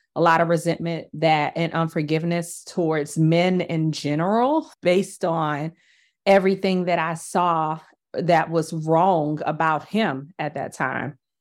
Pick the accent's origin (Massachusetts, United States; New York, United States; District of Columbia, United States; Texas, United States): District of Columbia, United States; Washington; I grew up in Washington, D C during the eighties and the nineties